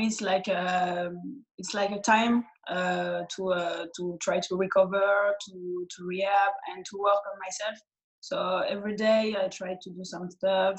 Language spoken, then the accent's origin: English; Clermont-Ferrand, Auvergne-Rhône-Alpes, France; English is a second language; in my hometown, near my hometown, Clermont-Ferrand.